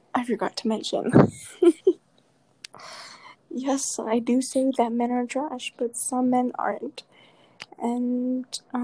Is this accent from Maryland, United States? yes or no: no; Las Cruces, New Mexico, United States; we're both from Las Cruces, New Mexico. I'm born and raised.